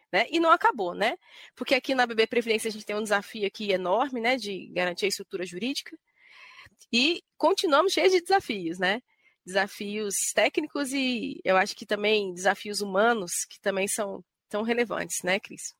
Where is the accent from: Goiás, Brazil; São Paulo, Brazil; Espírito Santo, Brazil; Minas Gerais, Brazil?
Goiás, Brazil; Goiânia; em Goiânia, que é de onde eu vim, né, onde eu nasci